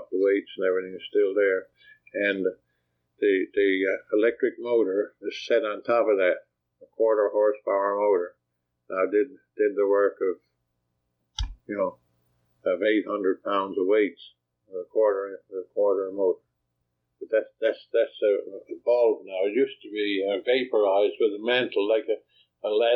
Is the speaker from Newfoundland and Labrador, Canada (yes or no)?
yes; Cape Race, Newfoundland and Labrador, Canada; also born or lived in St. John's, Newfoundland and Labrador; after a couple of weeks, I went to Cape Race to join the rest of my family with my mother